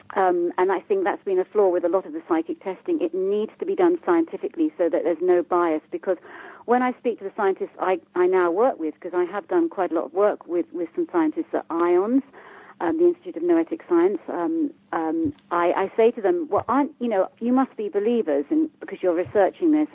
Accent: United Kingdom; I'm from the UK, as you can hear by my accent

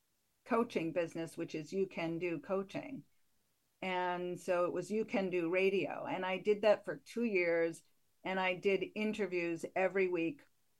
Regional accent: Connecticut, United States; now in Portland, United States; I'm from Connecticut originally, so I'm not a Mainer.

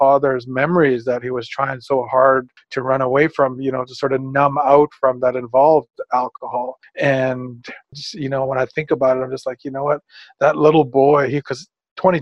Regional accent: Prince Rupert, British Columbia, Canada; I was born in Prince Rupert. That's along the west coast of British Columbia up in Canada.

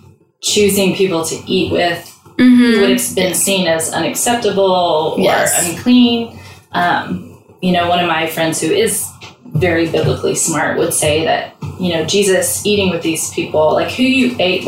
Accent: Midwest, United States; you know, I'm from the Midwest, so if I want to drink a soda, I would tell you I'm going to have a Coke.

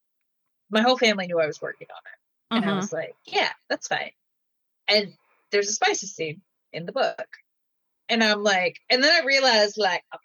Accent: Michigan, United States; I'm from Michigan, like very like Bible Belty area. I went to a Christian school, like my whole like education, like pre-K through high school graduation

